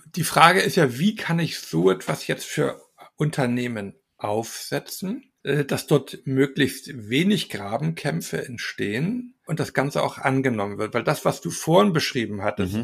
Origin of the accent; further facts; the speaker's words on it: Salzburg, Austria; bei uns in Salzburg